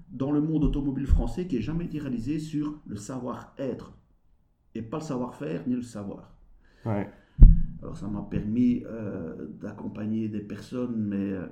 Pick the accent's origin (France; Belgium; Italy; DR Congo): Belgium; accent: Belgian; il paraît que j'ai un accent belge. Et deux, ah pour la manière décalée par rapport au Français de donner cette formation.